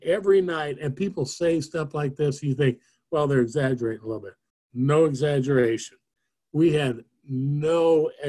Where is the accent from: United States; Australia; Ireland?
United States; Nashville, Tennessee; I was from Nashville, not right there, and I wasn't the town hero by any stretch